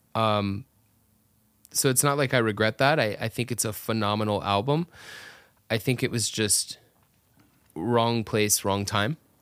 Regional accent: Atlanta, Georgia, United States; moved away as an adult; also born or lived in South Florida near Miami; now in Orlando, United States; grew up my whole life in Atlanta area where I was raised

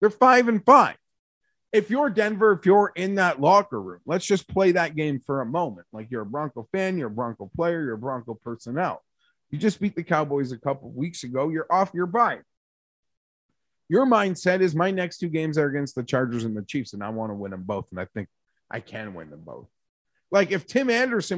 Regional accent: Canada; I'm a Canadian who works in Celsius

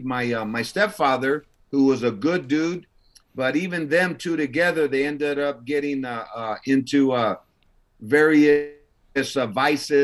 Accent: Los Angeles, California, United States; I was born in East LA, General Hospital. So I was born out there

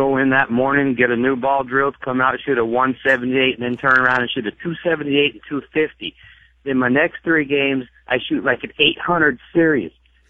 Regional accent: California, United States; I'm 53 now. I grew up in California

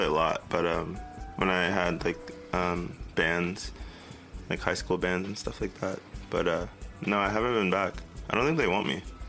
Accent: Miami, Florida, United States; born there; also born or lived in Tennessee; I was born in Miami, Florida. A lot of people don't know that. Like, in Fort Lauderdale area. But I moved to Tennessee for a while.

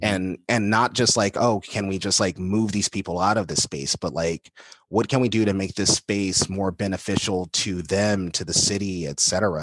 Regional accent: Los Angeles, California, United States; I'm an L A kid at my heart. Um, and so I grew up in West L A, South Central L

